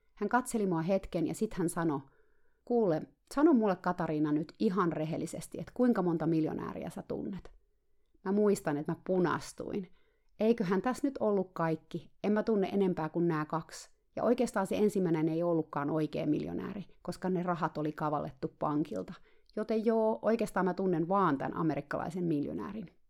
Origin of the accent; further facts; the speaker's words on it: Finland; mä tulin eksoottisesta Suomesta